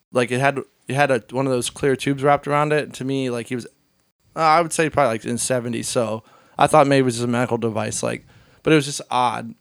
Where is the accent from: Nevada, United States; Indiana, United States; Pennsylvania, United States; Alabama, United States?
Pennsylvania, United States; Hershey; I grew up in Hershey